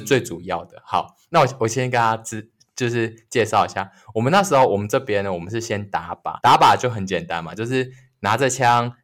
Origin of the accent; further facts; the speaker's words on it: northern Taiwan, Taiwan; 我们是北部人嘛，然后我们到台中去当兵